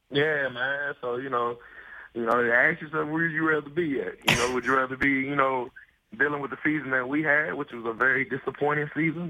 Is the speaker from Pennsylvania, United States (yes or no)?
no; Kentucky, United States; moved away; I'm from Kentucky